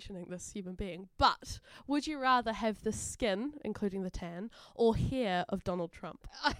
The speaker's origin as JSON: {"language": "English", "country": "New Zealand", "moved": "as an adult", "lives_now": "Bournemouth, United Kingdom", "said": "I am from New Zealand"}